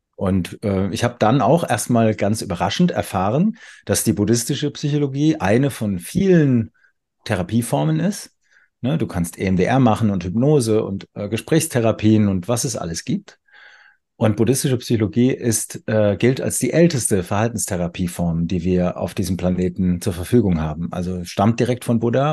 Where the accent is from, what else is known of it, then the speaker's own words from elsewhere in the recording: Weinheim, Baden-Württemberg, Germany; ich wohne wieder in meiner Geburtsstadt Weinheim